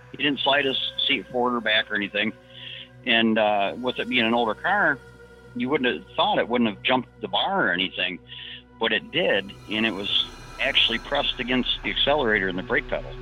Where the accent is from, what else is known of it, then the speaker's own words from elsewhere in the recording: Detroit, Michigan, United States; I'm from the Detroit area originally